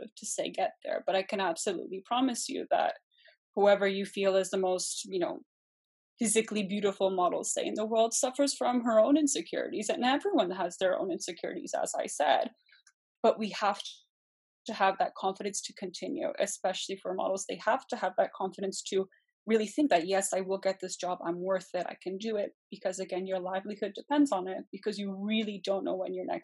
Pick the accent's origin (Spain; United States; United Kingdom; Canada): Canada; also born or lived in Germany / Poland (ancestry); I'm from a Polish background. I was born in Germany and emigrated to Canada when I was about a year old